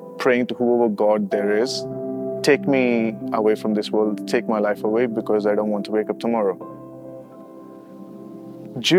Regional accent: Chennai, Tamil Nadu, India; moved away as an adult; now in Dubai, United Arab Emirates; I'm originally from Chennai

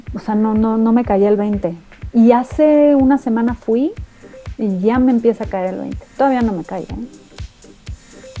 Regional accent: Mexico; moved away; ser mexicana es parte de mi identidad

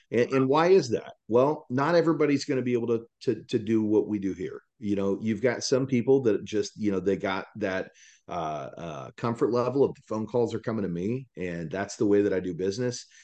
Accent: Salina, Kansas, United States; moved away as an adult; also born or lived in Dallas, Texas; now in Texas, United States; I'm from Salina, Kansas originally

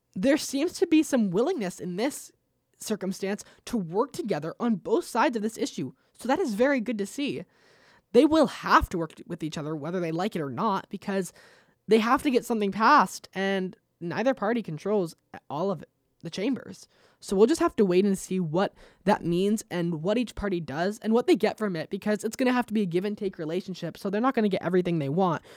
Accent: United States; as an American

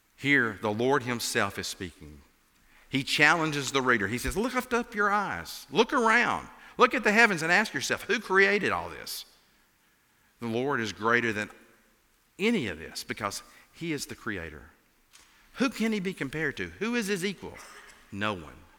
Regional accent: Appalachia, United States; accent: Appalachian; as you can tell from my accent, I'm an Appalachian.

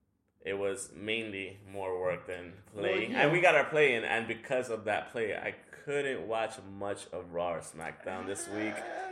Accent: New York, United States; as a New Yorker

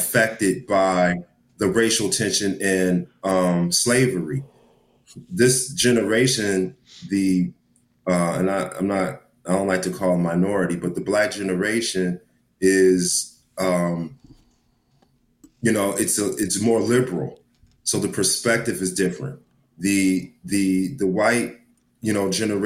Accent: Dallas, Texas, United States; we grew up together here in Dallas

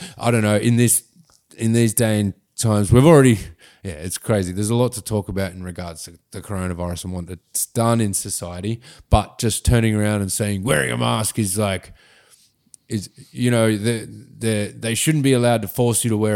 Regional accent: Sydney, New South Wales, Australia; also born or lived in Gosford; I actually grew up there

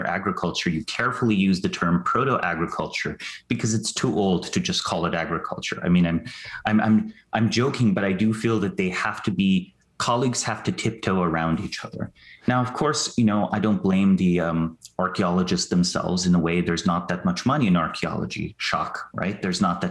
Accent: Slovenia; moved away; I'm from Slovenia originally

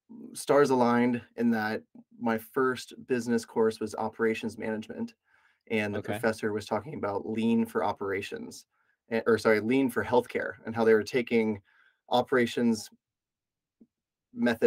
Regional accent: Knoxville, Tennessee, United States; also born or lived in Florida; I was born in Florida, was seven, moved to Knoxville, Tennessee. And so I kind of consider that being where I grew up

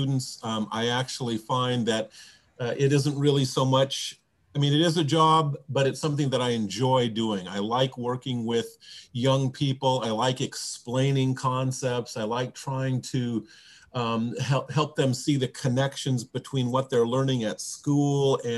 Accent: Bellevue, Washington, United States; I'm from Bellevue

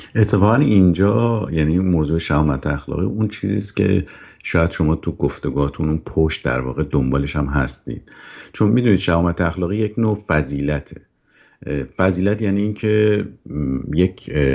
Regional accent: Iran; ایرانی بودن من که دست خودم نبوده من تو اون جامعه به دنیا اومدم

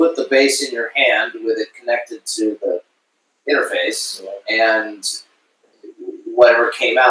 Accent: San Francisco Bay Area, California, United States; I'm from the Bay Area

